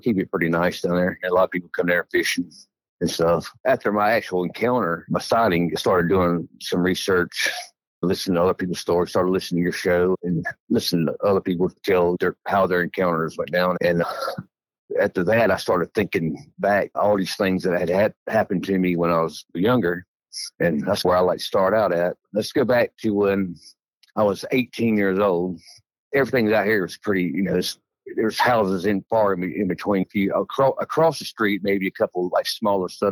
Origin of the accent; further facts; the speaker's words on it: Edgefield County, South Carolina, United States; I grew up in Edgefield County, South Carolina, and I lived there my whole life